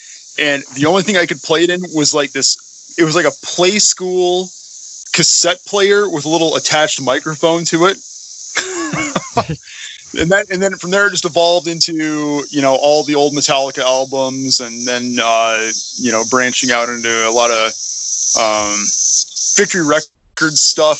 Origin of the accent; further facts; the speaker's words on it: about an hour north of Sioux Falls, South Dakota, United States; I am actually a farm kid. So okay. I grew up on a farm